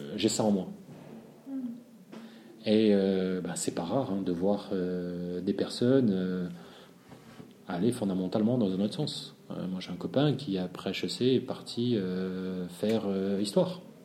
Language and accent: French; Marseille, Provence-Alpes-Côte d'Azur, France; je suis marseillais